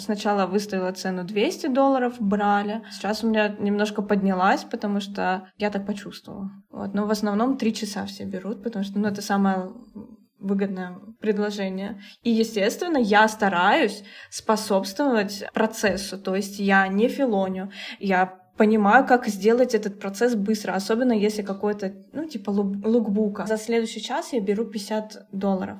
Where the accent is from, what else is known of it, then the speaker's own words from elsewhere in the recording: Russia; now in Cambodia; я из России